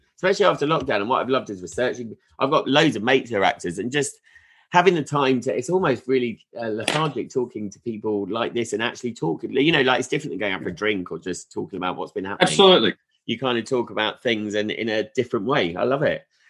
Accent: Sussex, South East England, United Kingdom; now in Leeds, United Kingdom; I'm from Sussex, uh, so I haven't really got an ah. accent.

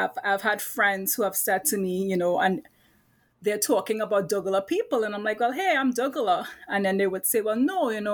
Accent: Trinidad & Tobago; now in Brooklyn, United States; I'm currently, right now in Brooklyn, New York, you know, where I teach at Brooklyn College, but I am from Trinidad, right? True Trini.

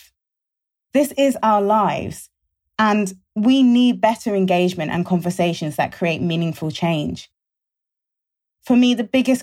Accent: London, United Kingdom; I was born and raised in London

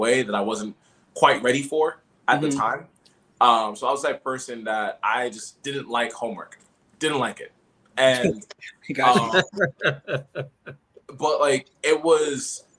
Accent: New York City, New York, United States; moved away as an adult; also born or lived in Philadelphia area; I'm originally from Brooklyn, New York. So I grew up, born and raised in East Flatbush. Lived there for like 17, 18 years

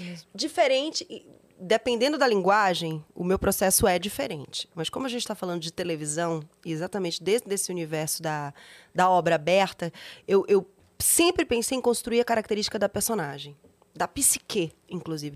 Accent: Bahia, Brazil; moved away; sou baiana

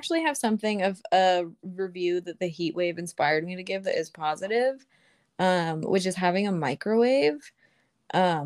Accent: Santa Rosa, California, United States; now in Vallejo, United States; Santa Rosa, my hometown where my family lives

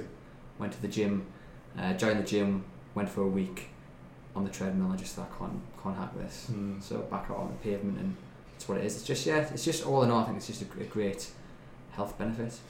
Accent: Newcastle upon Tyne, North East England, United Kingdom; growing up in Newcastle

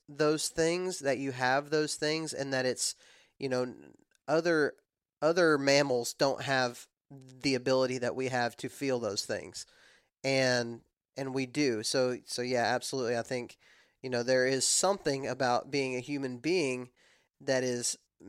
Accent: the South, United States; I'm from the South, and we don't talk like that.

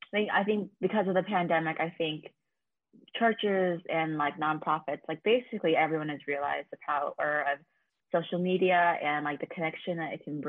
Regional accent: California, United States; also born or lived in South Korea; I was born in South Korea and then adopted when I was 9 months old. Grew up in California

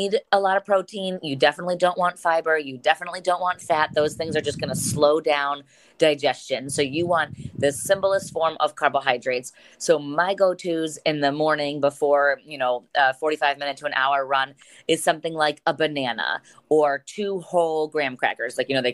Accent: Medina County, Ohio, United States; I am born and raised in Medina County, which is just south of Cleveland.

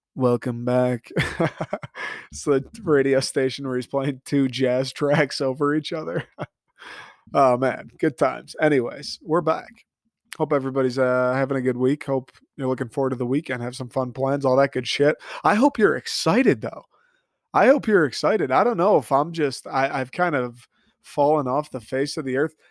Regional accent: Michigan, United States; I grew up in Michigan

